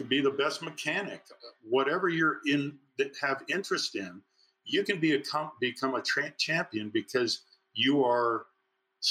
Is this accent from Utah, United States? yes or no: yes; Provo, Utah, United States; Coaching in my hometown at my alma mater